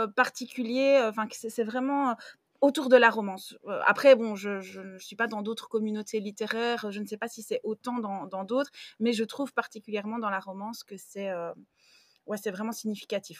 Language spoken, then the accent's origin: French; Belgium; j'ai 33 ans, je suis belge